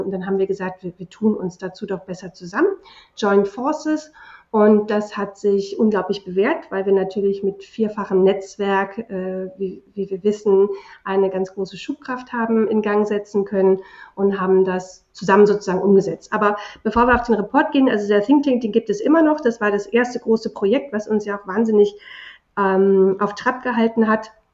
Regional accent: Germany; also born or lived in England; sind wir ja in Deutschland

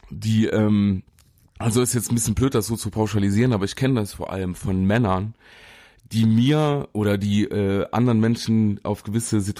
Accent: Saarland, Germany; Stehst du, den da kann man sagen als Saarländer.

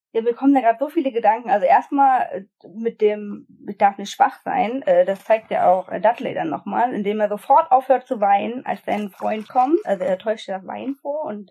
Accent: Brandenburg, Germany; ich komme aus Brandenburg

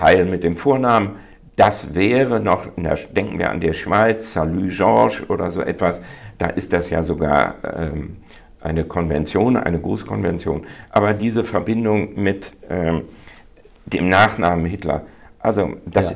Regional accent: North Rhine-Westphalia, Germany; bin ich eben dominant ein Westfale

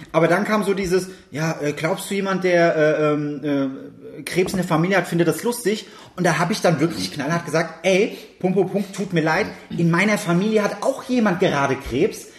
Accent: Germany; als Deutscher

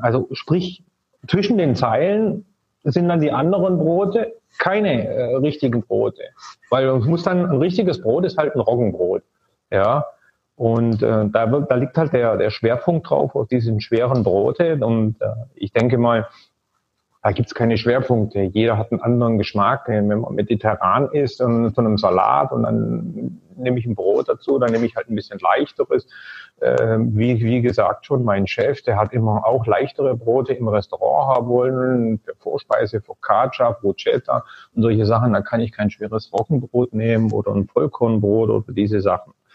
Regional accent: Germany; moved away as an adult; ich bin ja auch in Deutschland groß geworden

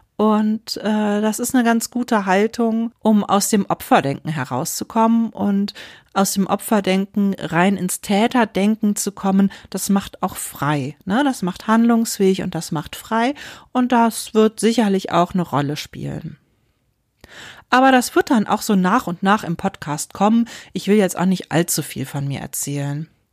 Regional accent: Wuppertal, North Rhine-Westphalia, Germany; moved away as an adult; also born or lived in Berlin; als ich aber auch noch sehr klein war, sind wir dann nach Deutschland gekommen, nach Wuppertal

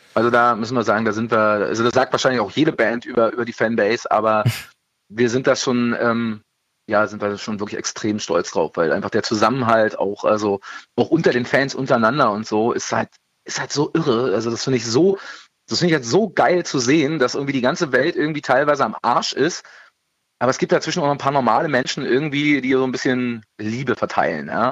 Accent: Berlin, Germany; ich bin ja auch geborener Berliner

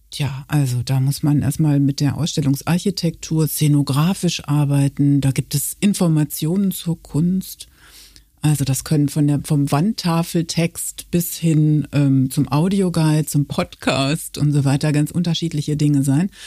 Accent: Münster, North Rhine-Westphalia, Germany; now in Köln, Germany; ich bekomme aus Westfalen. Ich komme aus Münster und ähm, fühle mich äh

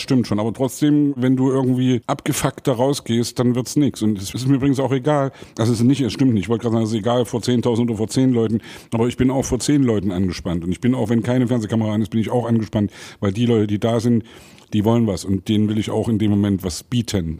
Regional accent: Saxony, Germany; als Sachse

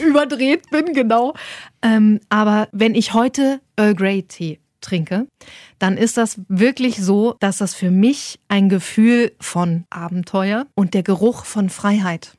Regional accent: Saxony-Anhalt, Germany; ich komme aus Sachsen-Anhalt, Osten damals noch gewesen

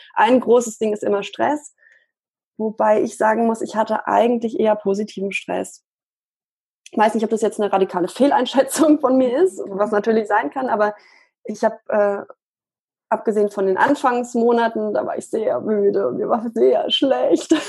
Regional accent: Munich, Bavaria, Germany; ich komme aus München

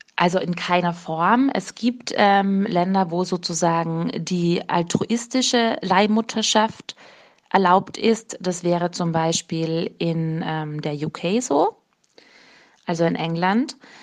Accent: Austria; als Österreicherin

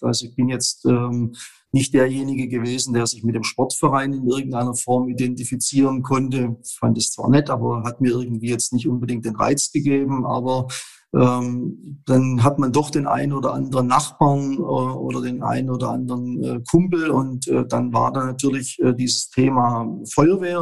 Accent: Bernhausen, Baden-Württemberg, Germany; wir haben in dem Ort Bernhausen, wo ich groß geworden bin

